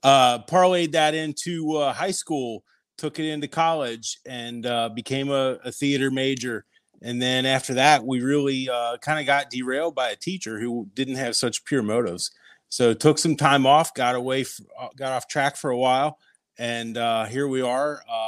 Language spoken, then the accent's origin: English; Cincinnati, Ohio, United States; I grew up on the West Side.